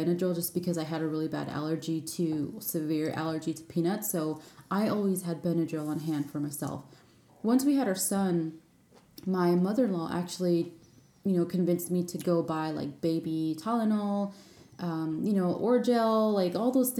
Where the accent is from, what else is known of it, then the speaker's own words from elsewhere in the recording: California, United States; moved away as an adult; also born or lived in Tallinn, Estonia / Frankfurt, Germany; I'm from California, and in California we don't lack any sunshine